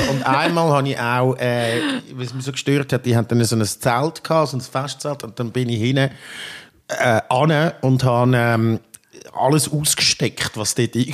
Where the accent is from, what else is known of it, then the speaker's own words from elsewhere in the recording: Baden, Aargau, Switzerland; Ich bin von Baden, ich bin in Baden aufgewachsen und dort ist Fasnacht leider noch das Ding.